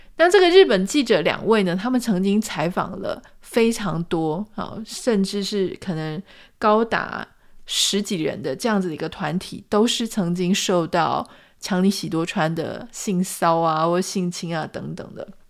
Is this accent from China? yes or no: no; Taiwan; 因为我们是台湾人